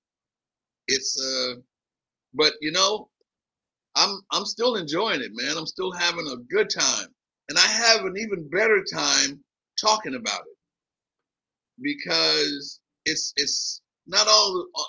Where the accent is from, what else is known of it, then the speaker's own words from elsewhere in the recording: Philadelphia, Pennsylvania, United States; moved away as an adult; also born or lived in New York; a hood rat from West Philly